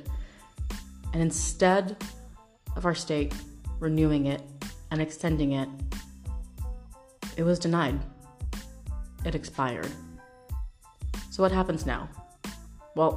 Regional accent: Washington, United States; my home state, Washington State

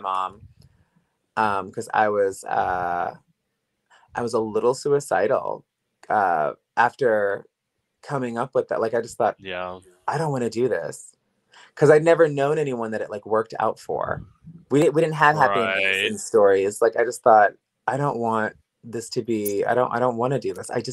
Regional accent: Woodbridge, Virginia, United States; moved away as an adult; also born or lived in Los Angeles; I'm from Woodbridge, Virginia

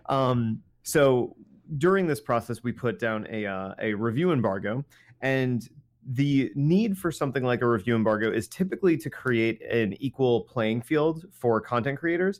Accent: New Jersey, United States; we're from New Jersey

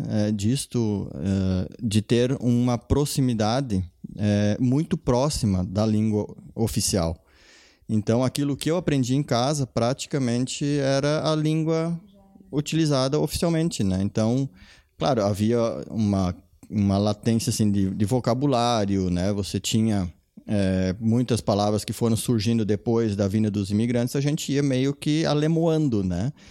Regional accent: Brazil; first language German dialect; Portuguese is a second language; No meu caso, é, eu aprendi a falar português na escola. E lá as pessoas, ainda hoje, os mais idosos, aposentados, eles se comunicam muito ainda em língua alemã. Claro que é um dialeto, né? Então não é a língua oficial

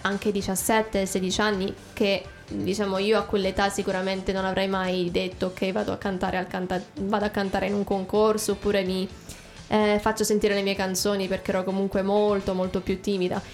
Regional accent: Italy; accent: Italian; also born or lived in America; now in England; mio accento italiano

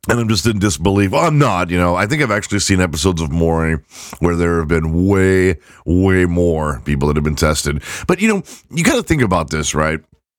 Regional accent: England, United Kingdom; Never mind that my wife is redheaded and I'm white and from England.

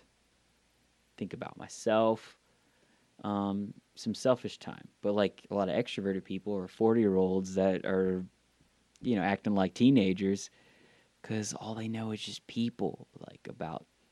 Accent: the South of the US, United States; accent: southern; sometimes the southern comes out of me.

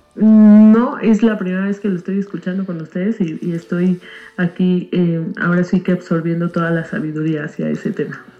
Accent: Mexico City, Mexico; soy de México

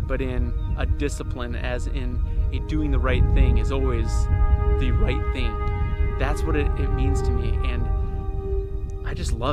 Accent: Myrtle, South Dakota, United States; moved away; I am back in Myrtle, South Dakota, my hometown.

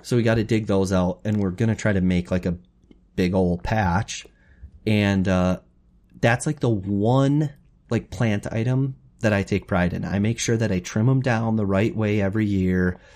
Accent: Wapakoneta, Ohio, United States; We grew up in Wapaka

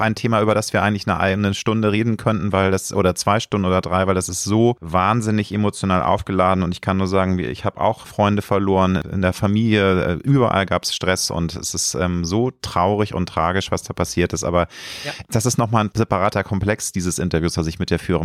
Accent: Germany; Ich lebe gerne in Deutschland, ich liebe mein Heimatland.

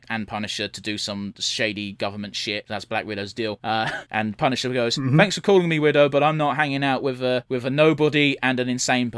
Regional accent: United Kingdom

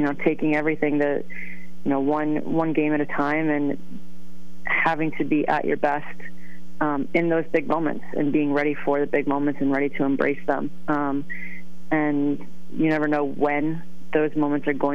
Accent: Stratford, Connecticut, United States; moved away as an adult; also born or lived in Boston; I did grow up in Connecticut, New Englander through and through

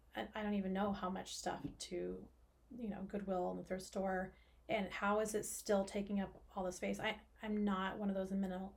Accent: Oklahoma, United States; I grew up in Oklahoma

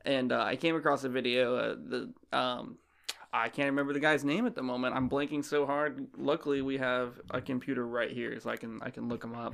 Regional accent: Florida, United States; moved away as an adult; also born or lived in Ohio; now in Virginia, United States; I'm from Florida

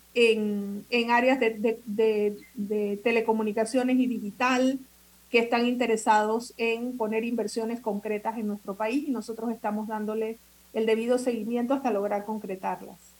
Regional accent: Panama

